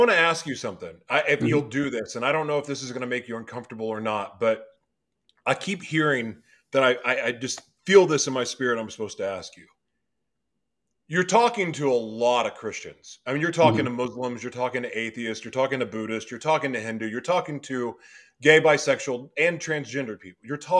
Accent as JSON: {"language": "English", "region": "Oklahoma", "country": "United States", "tie": "born or raised there", "moved": "yes", "said": "I didn't see a lot of that growing up in Oklahoma."}